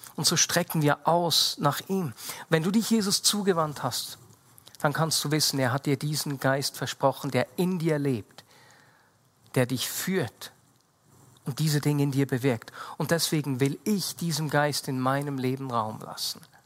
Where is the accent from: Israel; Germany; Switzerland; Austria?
Switzerland